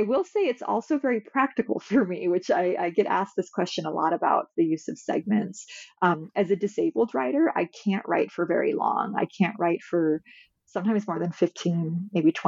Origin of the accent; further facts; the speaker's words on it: California, United States; moved away as an adult; also born or lived in Midwest; now in Massachusetts, United States; I'm from California